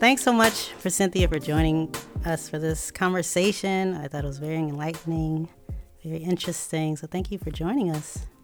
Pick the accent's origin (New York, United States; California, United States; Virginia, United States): Virginia, United States; Tidewater area; also born or lived in Chicago; I grew up in Virginia, uh, Tidewater area